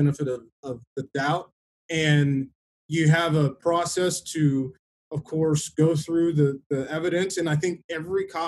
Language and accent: English; Los Angeles, California, United States; moved away; also born or lived in Texas; I've lived in every major city in Texas and grew up in Los Angeles.